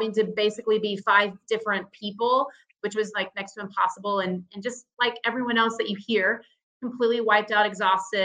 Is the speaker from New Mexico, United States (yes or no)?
no; Dallas, Texas, United States; I'm from Dallas